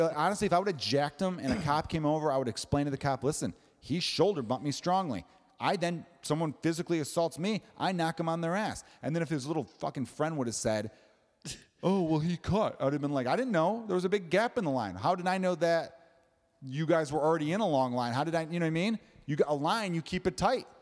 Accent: Chicago, Illinois, United States; I'm from Chicago

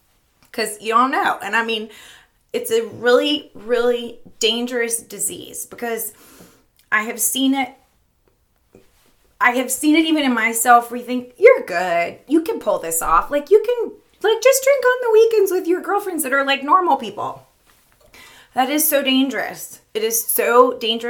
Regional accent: Florida, United States; moved away as an adult; now in Richmond, United States; We moved to Richmond about 10 years ago. I'm from Florida

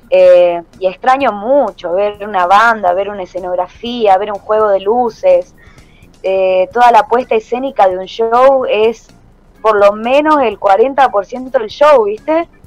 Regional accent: Salta, Argentina; now in Buenos Aires, Argentina; Yo soy salteña y en Salta

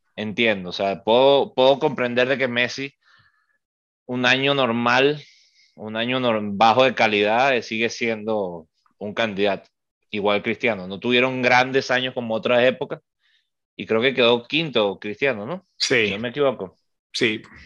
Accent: Venezuela; Nosotros somos venezolanos

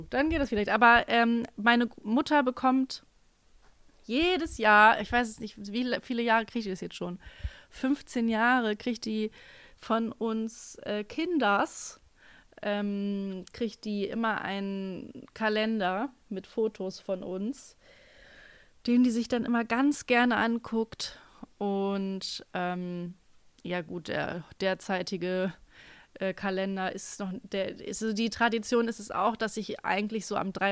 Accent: North Rhine-Westphalia, Germany; Wir kommen aus Nordrhein-Westfalen, das ist das so.

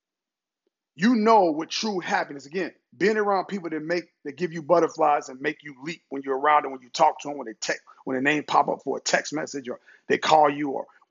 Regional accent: Cincinnati, Ohio, United States; moved away; I'm originally from Cincinnati, Ohio

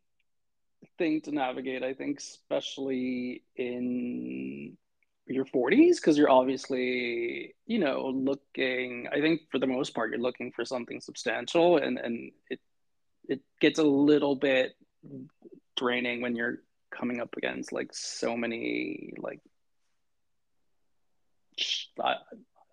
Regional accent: Los Angeles, California, United States; also born or lived in New York; I am in not so sunny Los Angeles, California. Angelino, born and raised, have had stints in New York as well

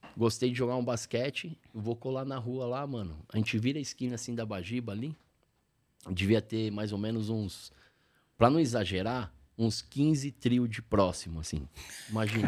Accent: São Paulo, Brazil; also born or lived in Lapa, São Paulo; eu nasci mas depois eu cresci no Ipiranga, onde eu cresci de fato

